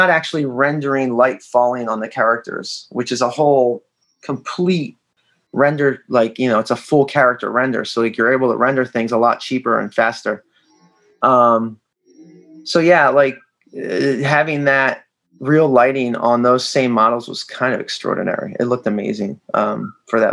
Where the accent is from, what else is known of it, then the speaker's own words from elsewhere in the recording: Philadelphia, Pennsylvania, United States; I grew up in Philadelphia